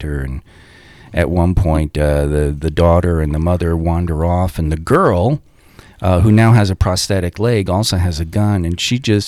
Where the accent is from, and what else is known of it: Long Island, New York, United States